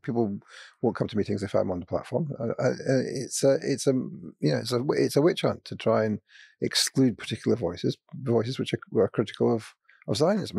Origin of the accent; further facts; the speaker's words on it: Scotland, United Kingdom; I'm from Scotland